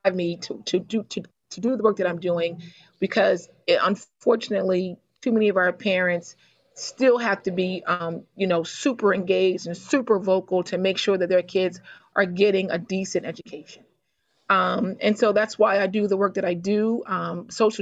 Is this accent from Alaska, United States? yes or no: no; Baltimore, Maryland, United States; I was born and raised in Baltimore, Maryland.